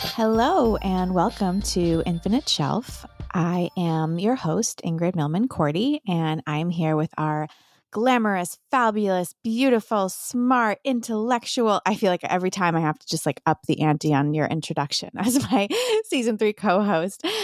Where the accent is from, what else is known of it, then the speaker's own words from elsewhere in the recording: New York City, New York, United States; So, I'm from New York